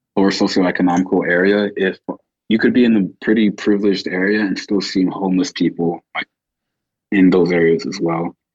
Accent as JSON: {"language": "English", "town": "Chicago", "region": "Illinois", "country": "United States", "tie": "born or raised there", "said": "growing up in Chicago"}